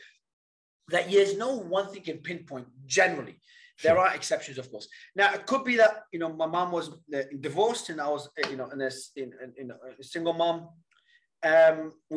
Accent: Australia; also born or lived in Lebanon; Then I migrated out of Lebanon to Australia at about 9 years old

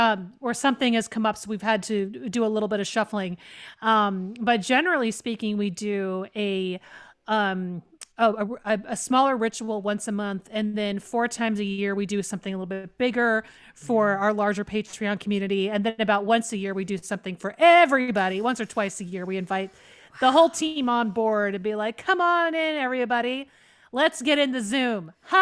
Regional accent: the Carolinas, United States; accent: Appalachian; now in US West Coast; Yeah, I'm from originally from the Carolinas. And so when I learned to talk, it was like this, Daddy, which that Rorick accent is all in the nose.

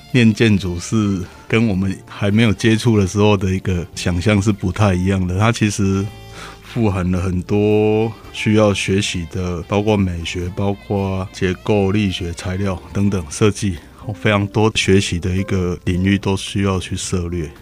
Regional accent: Pingtung County, Taiwan; 我从小在屏东长大

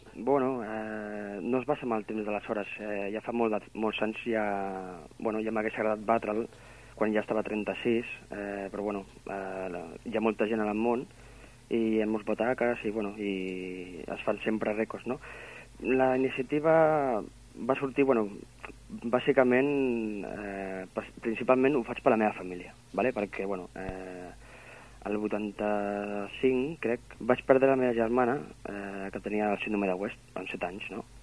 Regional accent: Barcelona, Catalonia, Spain; also born or lived in Maçanet de la Selva / Sils; now in Sant Feliu de Guíxols, Spain; jo sóc de Barcelona, sóc nascut de Barcelona.

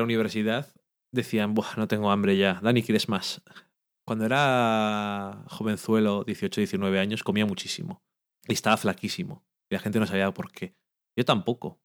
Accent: Burgos, Castile and León, Spain; no dejamos de ser de Burgos

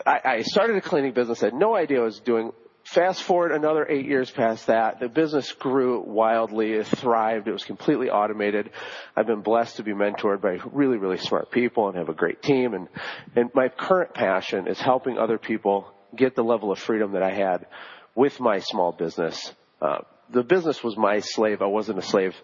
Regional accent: Flint, Michigan, United States; I was born in Flint, you know, where they're having the water crisis right now. That's my hometown

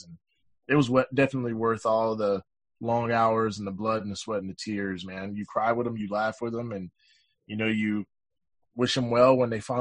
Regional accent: Mississippi, United States; also born or lived in Marks, Mississippi / Jackson, Mississippi; now in Utah, United States; I grew up in Mississippi

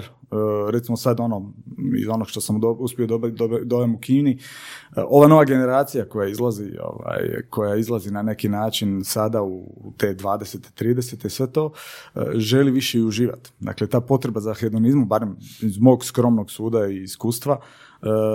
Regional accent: Senj, Lika-Senj County, Croatia; moved away; also born or lived in Paris; ja sam ovaj, e, odrastao u Senju

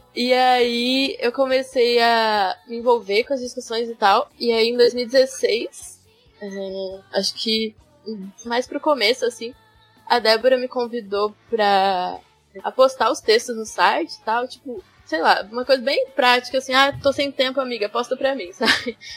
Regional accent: interior of São Paulo, Brazil; now in São João del Rei, Brazil; eu moro em São João del Rei, Minas Gerais, mas eu sou de São Paulo, interior de São Paulo

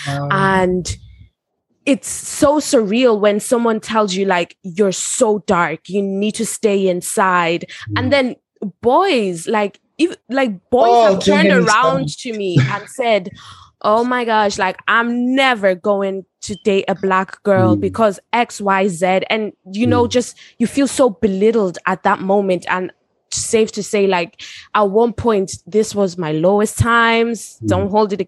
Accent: South Africa; moved away; I'm from South Africa

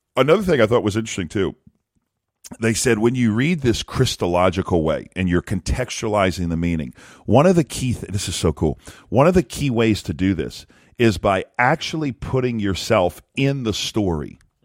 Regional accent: South Louisiana, United States; I'm from South Louisiana. We ate fish all the time, and we love seafood.

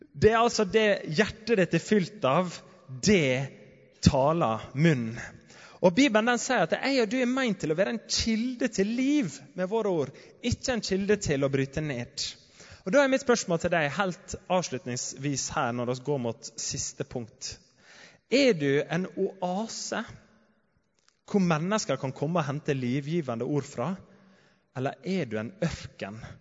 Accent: Sunnmøre, Møre og Romsdal, Norway; hjemme på Sunnmøre

